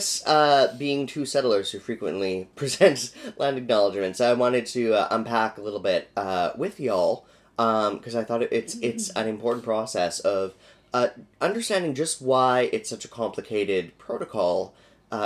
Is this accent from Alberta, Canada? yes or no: yes; Alberta, Canada; now in Vancouver, Canada; whereas I grew up in Alberta... we can say, Treaty 8 Cree and Dene Nations.